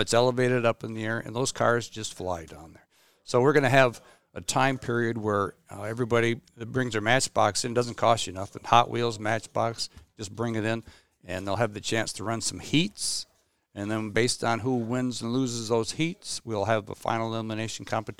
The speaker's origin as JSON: {"language": "English", "town": "Clare", "region": "Michigan", "country": "United States", "tie": "born or raised there", "said": "I was born and raised in Clare, live in the Clare area still."}